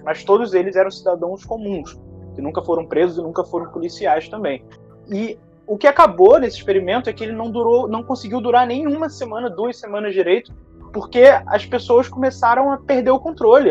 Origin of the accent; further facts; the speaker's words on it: Niterói, Rio de Janeiro, Brazil; da minha cidade natal, que foi a cidade onde eu nasci, Niterói, no Rio de Janeiro